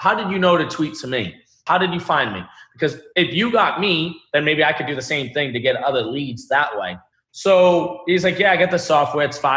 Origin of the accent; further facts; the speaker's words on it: Boston, Massachusetts, United States; I was born in Boston, Massachusetts.